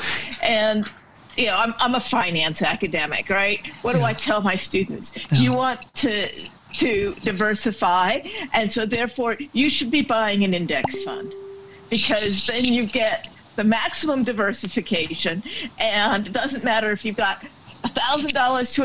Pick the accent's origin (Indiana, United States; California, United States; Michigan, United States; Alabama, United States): California, United States; moved away as an adult; now in Brisbane, Australia; I grew up in California